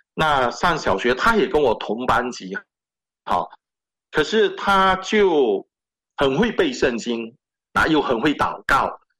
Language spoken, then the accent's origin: Chinese; Malaysia; moved away as an adult; now in Canada; 我父亲来自中国福建省啊，那他十一岁就下到南洋，那我父亲是第一代的基督徒，那我算是第二代的基督徒，那我是土生土长，在马来西亚出生，马来西亚长大